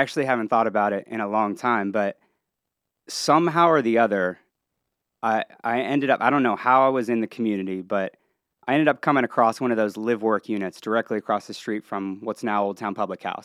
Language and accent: English; Columbus, Ohio, United States; moved away as an adult; also born or lived in Cincinnati, Ohio; now in Lake Norman area, North Carolina, United States; I was born and raised in Ohio, grew up, uh, just outside of Columbus, and then, uh, earlier on moved over to Cincinnati